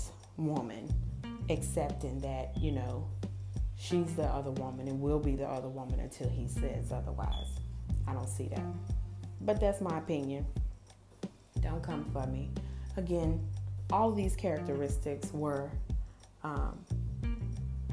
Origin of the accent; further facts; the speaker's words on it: United States; I am African-American.